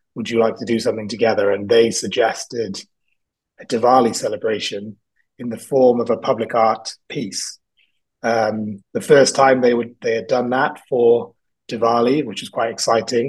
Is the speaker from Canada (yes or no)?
no; South Wales, United Kingdom; also born or lived in England; now in London, United Kingdom; I grew up in South Wales, I was born in England